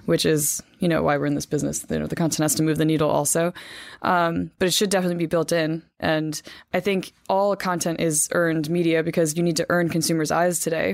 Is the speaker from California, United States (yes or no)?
no; Hackettstown, New Jersey, United States; moved away; I'm from Hackettstown, New Jersey, born and raised, my parents still live there